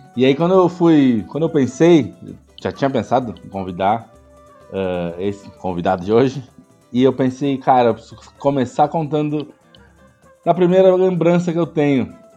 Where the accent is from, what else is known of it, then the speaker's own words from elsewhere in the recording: Porto Alegre, Rio Grande do Sul, Brazil; moved away as an adult; now in São Paulo, Brazil; eu sou nascido em Porto Alegre, mas moro em São Paulo há muitos anos, desde 94.